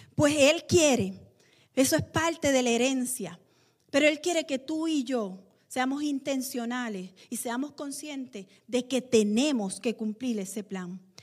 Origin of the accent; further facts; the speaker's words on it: Puerto Rico; nosotros los puertorriqueños